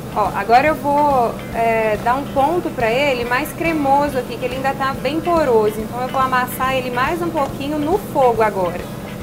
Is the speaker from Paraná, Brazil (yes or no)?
no; Minas Gerais, Brazil; a gente é mineiro